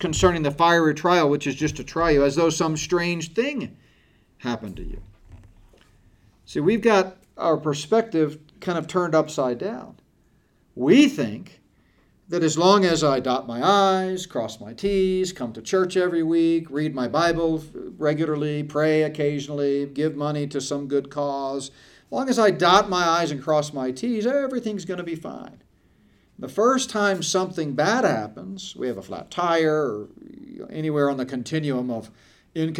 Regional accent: United States; we as American Christians in the West

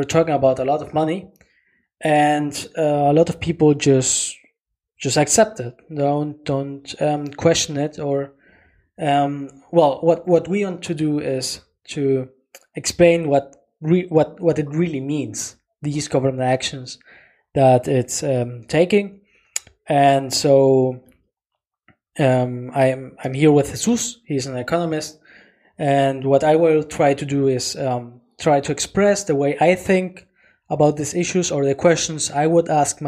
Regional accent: Germany; because we're from Germany, because we're living in Germany.

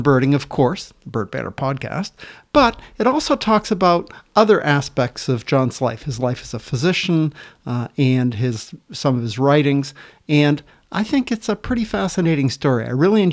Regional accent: Oakland, Maine, United States; I grew up in Oakland, Maine, a little town

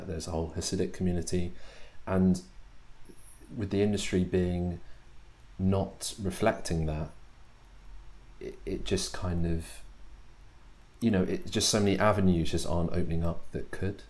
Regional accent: London, United Kingdom; I grew up in Hackney, and it's one of the most diverse places in London

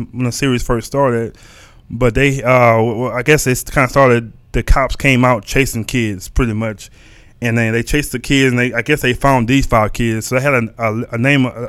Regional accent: Texas, United States; accent: country; I'm from the South. So growing up from the South, things are different.

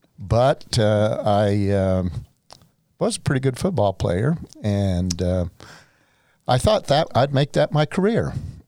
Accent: Santa Clara, Utah, United States; I am a native of Southern Utah

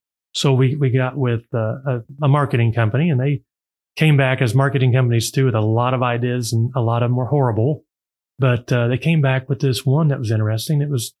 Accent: Joplin, Missouri, United States; also born or lived in Northwest Arkansas; now in Bentonville, United States; I grew up in Joplin, Missouri, which is just really an hour up the road.

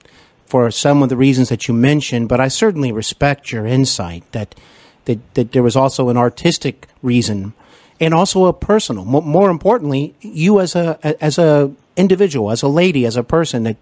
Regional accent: Cincinnati, Ohio, United States; also born or lived in Los Angeles; I'm here in actually Cincinnati, Ohio, my hometown at the moment. But I used to live in Los Angeles and work and study out there.

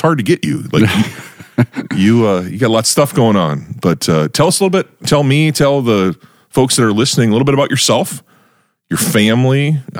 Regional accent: North Dakota, United States; now in Brandon, United States; I grew up in North Dakota, and I'm always, you know, very, very proud North Dakotan.

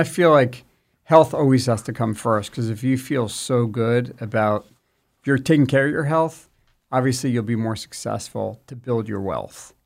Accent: New Jersey, United States; moved away as an adult; also born or lived in Washington, D.C. / Los Angeles; now in Southern California, United States; I'm from New Jersey

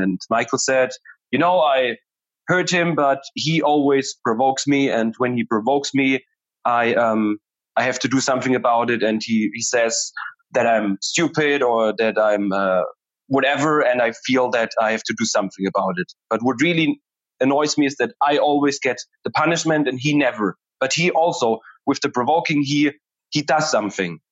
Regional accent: Germany; I'm from Germany

